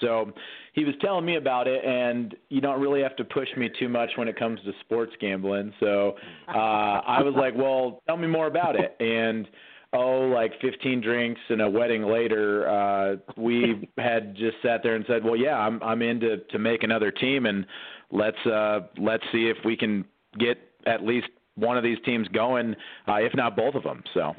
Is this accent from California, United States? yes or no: no; Michigan, United States; I grew up in Michigan, and being a lifelong Lions fan